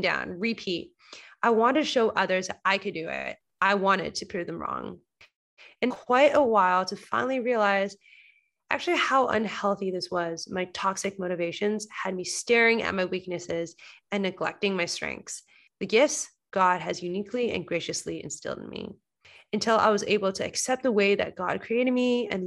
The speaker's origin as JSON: {"language": "English", "town": "Coquitlam", "region": "British Columbia", "country": "Canada", "tie": "born or raised there", "moved": "as an adult", "lives_now": "Toronto, Canada", "said": "I'm currently speaking from my hometown, Coquitlam, Vancouver"}